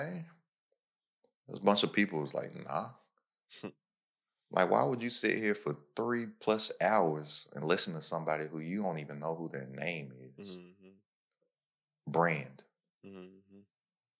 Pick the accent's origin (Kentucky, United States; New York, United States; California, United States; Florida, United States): Kentucky, United States; now in Texas, United States; I'm from Kentucky and live in Texas.